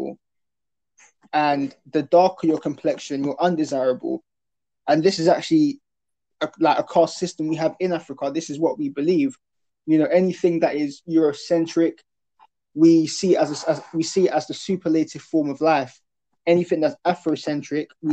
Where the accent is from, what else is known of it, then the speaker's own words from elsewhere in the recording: South Essex, East of England, United Kingdom; when I was growing up in South Essex